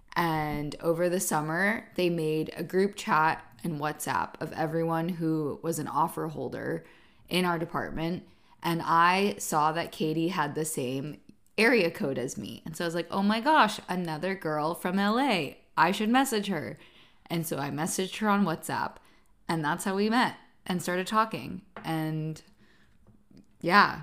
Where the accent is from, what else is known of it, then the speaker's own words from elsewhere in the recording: Southern California, United States; moved away as an adult; now in London, United Kingdom; I'm from Southern California